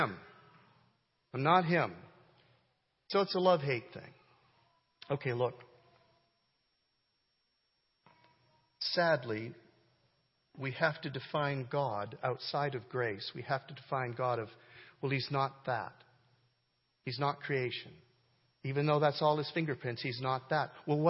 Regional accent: Canada; moved away; I grew up in Canada

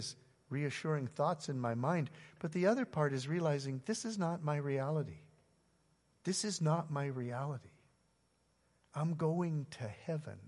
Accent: Canada; now in United States; I'm a Canadian living in the U.S.

